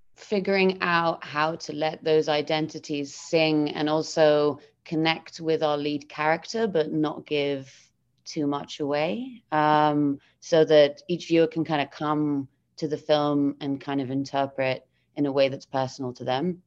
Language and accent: English; Gibraltar; now in London, United Kingdom; I'm based in London, but I'm originally from Gibraltar